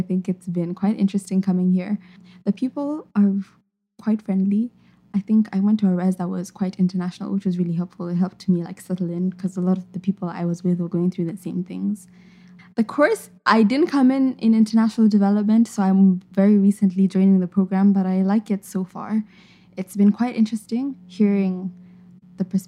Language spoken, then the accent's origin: English; Nairobi, Kenya; moved away as an adult; also born or lived in Zimbabwe; now in Montreal, Canada; In Kenya, I'm from Nairobi, which is the capital city. I lived in Zimbabwe for a couple of years, and then I came back, and I've lived in Nairobi ever since.